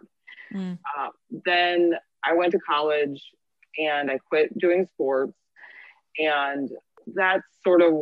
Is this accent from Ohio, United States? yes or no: no; St. Louis, Missouri, United States; moved away as an adult; also born or lived in Michigan / Los Angeles; I am from St. Louis, Missouri. I am a functional diagnostic nutritionist and I am a personal trainer. Mm-hmm. I grew up here